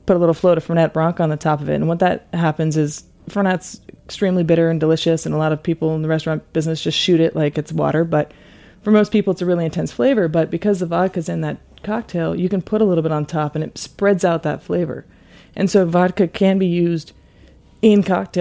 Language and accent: English; California, United States; also born or lived in Napa Valley / San Francisco; now in New York, United States; I grew up in California and started working in restaurants sometime between my freshman and sophomore year